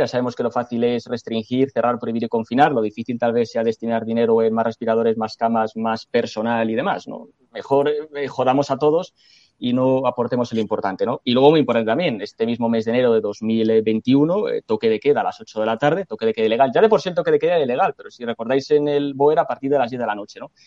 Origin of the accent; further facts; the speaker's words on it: Salamanca, Castile and León, Spain; como salmantino y además responsable de Vox Jóvenes Salamanca